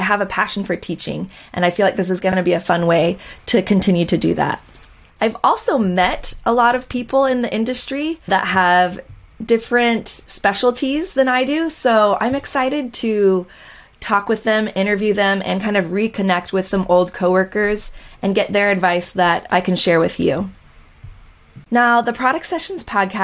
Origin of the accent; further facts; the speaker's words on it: Costa Mesa, California, United States; I grew up in Orange County, California, in the Costa Mesa, Newport Beach area